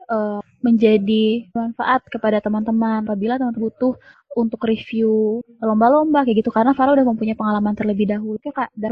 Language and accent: Indonesian; West Kalimantan, Indonesia; Nah, aku asalnya dari, dari Kalimantan Barat